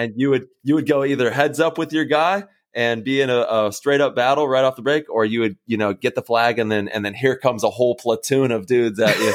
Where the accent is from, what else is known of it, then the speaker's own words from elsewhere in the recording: Modesto, California, United States; growing up in Modesto